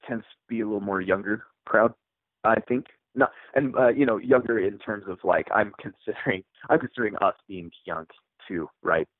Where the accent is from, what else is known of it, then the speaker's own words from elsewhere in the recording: Utah, United States; also born or lived in Issaquah, Washington; my family relocated to Utah when I was probably 12 years old or so. Um, so I, most of my formative years were spent here in Utah